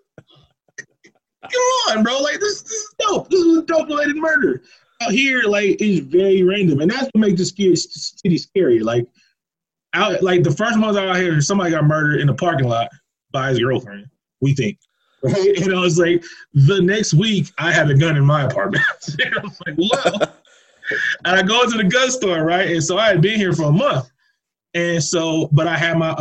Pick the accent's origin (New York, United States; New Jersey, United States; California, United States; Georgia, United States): California, United States; Oakland; moved away as an adult; now in Albuquerque, United States; I'm from Oakland, California.